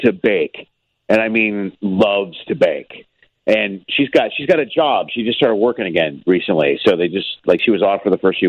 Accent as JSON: {"language": "English", "town": "Chicago", "region": "Illinois", "country": "United States", "tie": "born or raised there", "moved": "yes", "lives_now": "Los Angeles, United States", "said": "I grew up in Chicago, you know, I'm from there"}